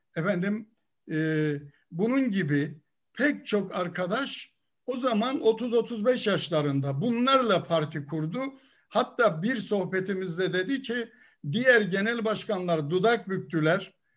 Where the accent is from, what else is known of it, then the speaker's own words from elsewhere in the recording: Ardeşen, Rize Province, Turkey; also born or lived in İzmir; Ben Rize'nin Ardeşen ilçesinde dünyaya geldim. Ailem kalabalık bir aileydi.